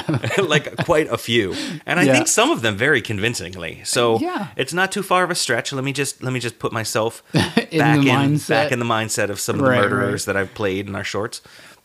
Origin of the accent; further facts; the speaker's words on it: Maryland, United States; accent: Maryland; I have a bad Maryland accent